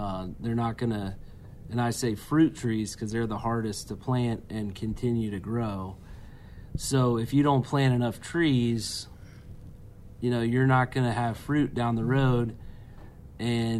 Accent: Cincinnati, Ohio, United States; it's where I grew up. It's my hometown.

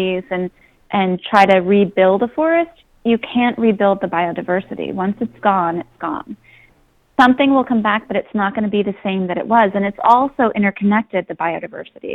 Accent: Philadelphia, Pennsylvania, United States; I grew up in Philadelphia, had family in Pittsburgh

